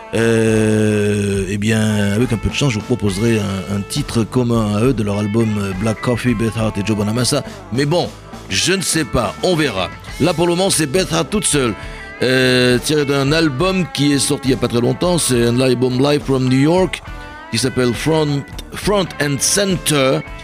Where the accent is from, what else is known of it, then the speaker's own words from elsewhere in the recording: Bordeaux, Nouvelle-Aquitaine, France; dans ma ville natale à Bordeaux